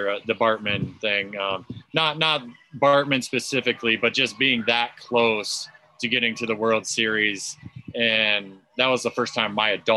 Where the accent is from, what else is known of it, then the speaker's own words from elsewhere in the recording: Iowa, United States; growing up in Iowa